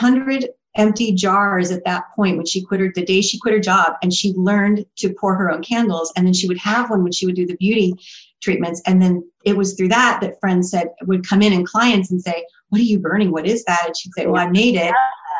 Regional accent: California, United States; born or raised there; also born or lived in Boston, Massachusetts

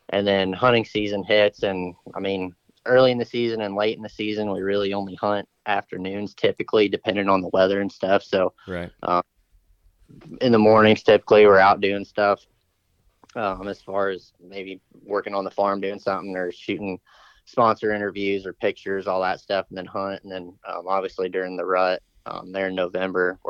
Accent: Fort Wayne, Indiana, United States; also born or lived in southern Illinois; now in Missouri, United States; I'm from Indiana

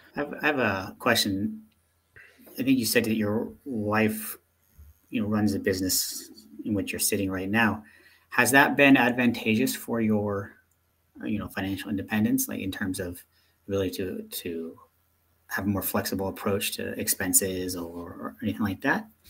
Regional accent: United States; moved away; being an American

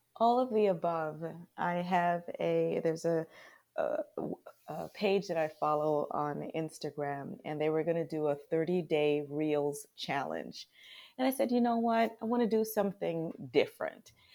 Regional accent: Charlotte Amalie, U.S. Virgin Islands; moved away as an adult; now in United States; I was born in Saint Thomas, Virgin Islands. We are U S territory

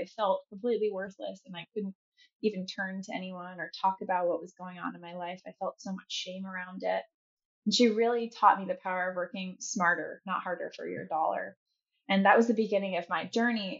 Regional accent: Chicago, Illinois, United States; moved away as an adult; also born or lived in North Carolina; now in San Francisco, United States; I'm from Chicago. I love the Midwest, although I've been in San Francisco for about 6 years now.

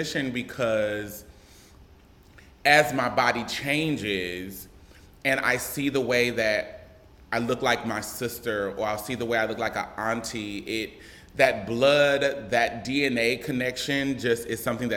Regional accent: Omaha, Nebraska, United States; I am born and raised in Omaha, Nebraska.

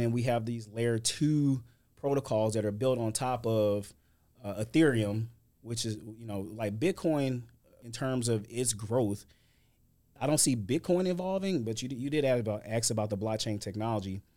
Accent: St. Louis, Missouri, United States; moved away as an adult; now in Houston, United States; I'm originally from Saint Louis, Missouri. I've lived in Houston about eight years

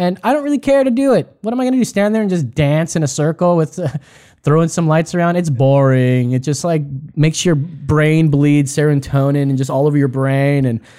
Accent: Texas, United States; You know, I'm a proud American, Texan American. That's right.

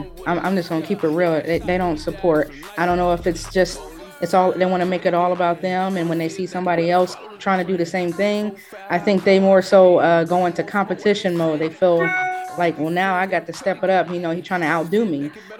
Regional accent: Columbus, Ohio, United States; also born or lived in California; I was born here. I was born and raised in Columbus, Ohio. I lived in California for a few years in my early life, but I represent Columbus, Ohio, no matter where I'm at, for sure.

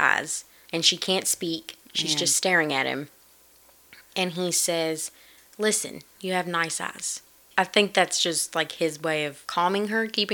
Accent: United States; because I'm American

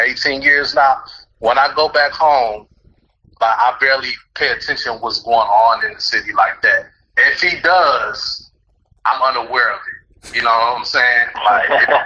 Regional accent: Detroit, Michigan, United States; I'm from Detroit, Wayne County

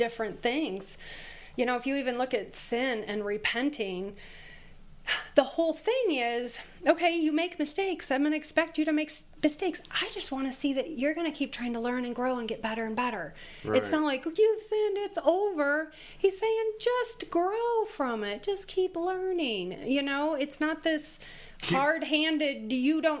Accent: Michigan, United States; I'm from Michigan

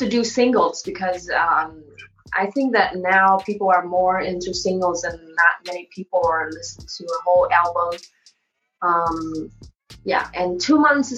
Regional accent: Vietnam; moved away as an adult; now in California, United States; I'm from Vietnam. I moved here like 5 years ago

